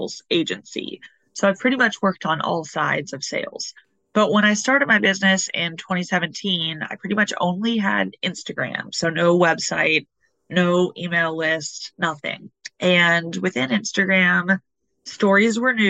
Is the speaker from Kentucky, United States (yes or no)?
yes; Louisville, Kentucky, United States; moved away as an adult; also born or lived in Brooklyn, New York City; now in New York City, United States; I'm originally from Louisville, Kentucky, which is the land of bourbon